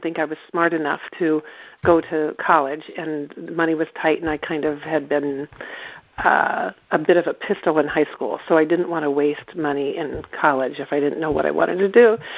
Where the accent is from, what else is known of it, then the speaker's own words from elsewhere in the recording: East Central Iowa, United States; moved away as an adult; now in Northampton, United States; I grew up in East Central Iowa